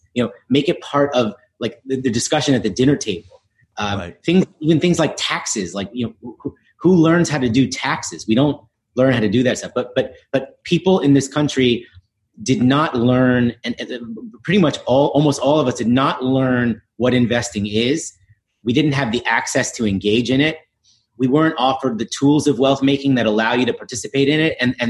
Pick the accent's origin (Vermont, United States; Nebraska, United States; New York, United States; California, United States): New York, United States; New York City; Yeah, listen, I grew up in the East Village in New York, going to public schools.